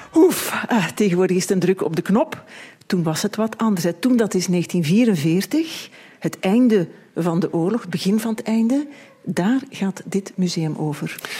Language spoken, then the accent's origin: Dutch; Beverlo, Flanders, Belgium; also born or lived in Leopoldsburg; Ik ben geboren in Beverlo, dat is vlakbij. En vanaf mijn twaalfde ging ik naar de middelbare school